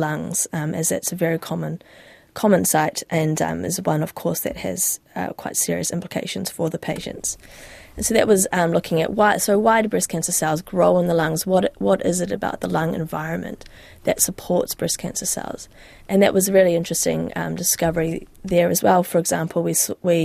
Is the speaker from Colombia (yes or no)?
no; New Zealand; moved away as an adult; I wanted to start that in my home country, and I wanted to have that next sort of step of my stage of my career where I'm leading a team, and I wanted that to be in New Zealand.